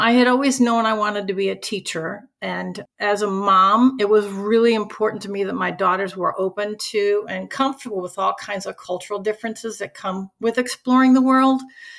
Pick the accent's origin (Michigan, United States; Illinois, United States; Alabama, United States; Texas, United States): Illinois, United States; Chicago; I grew up in Chicago as one of eight kids